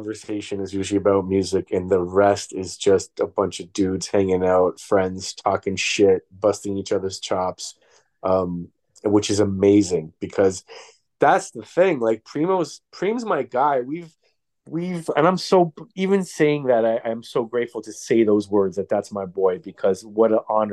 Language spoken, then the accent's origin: English; Toronto, Ontario, Canada; now in New York, United States; I came from Toronto